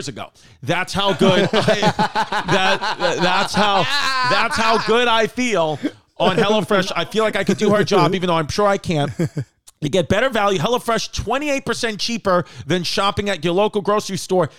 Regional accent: New York, United States; my hometown, New York

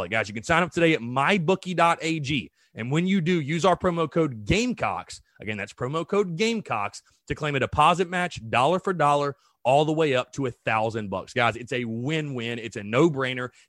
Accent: North Augusta, South Carolina, United States; I am from North Augusta, South Carolina

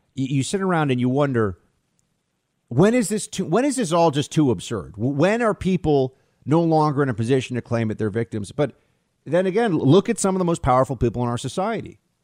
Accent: United States; I'm also an American

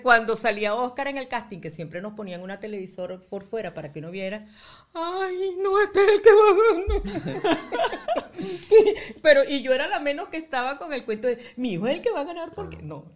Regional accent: Valencia, Carabobo, Venezuela; nosotros somos de Valencia

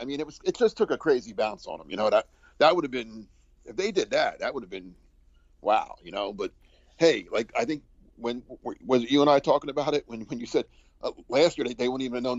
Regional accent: New Jersey, United States; growing up in New Jersey

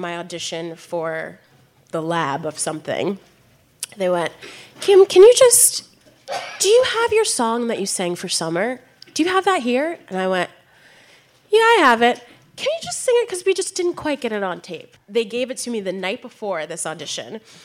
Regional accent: Baltimore, Maryland, United States; where I'm from Baltimore

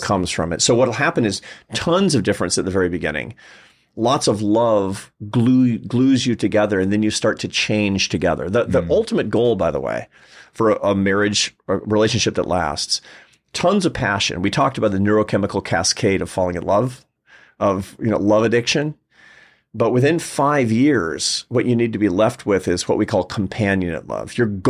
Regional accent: Pacific Northwest, United States; I'm American. You know, we didn't do that growing up in the Pacific Northwest, did we?

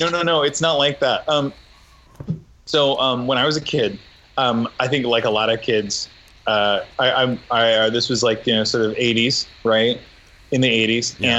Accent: Nebraska, United States; when I was a kid growing up in Nebraska with no money

